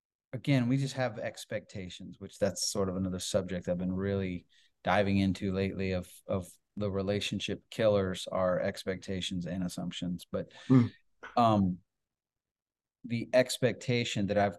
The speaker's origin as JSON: {"language": "English", "region": "Iowa", "country": "United States", "tie": "born or raised there", "said": "I grew up primarily in Iowa, grew up on a farm."}